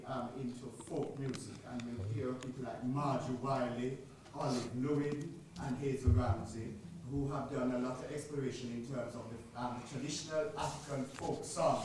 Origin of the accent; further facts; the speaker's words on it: Jamaica; also born or lived in Kingston, Jamaica; now in United Kingdom; I was born in Britain. But my accent isn't British. I was born here but grew up in Jamaica. So from 1959 to 1979, I lived in Kingston, Jamaica, taught in the high schools here